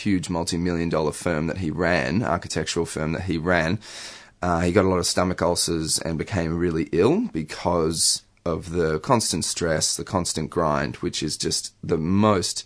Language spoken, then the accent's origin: English; Melbourne, Victoria, Australia; I grew up in Melbourne